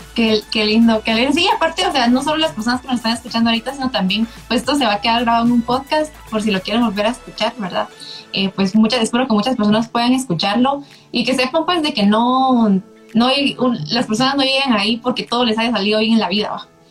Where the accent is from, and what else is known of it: Guatemala